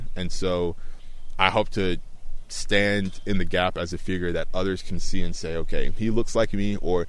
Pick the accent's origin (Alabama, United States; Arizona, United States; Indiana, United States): Alabama, United States; Tuscaloosa; born or raised there